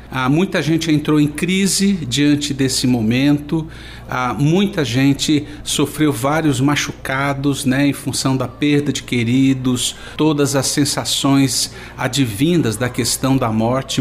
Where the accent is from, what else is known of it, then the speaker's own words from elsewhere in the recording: São Paulo, Brazil; eu sou do estado de São Paulo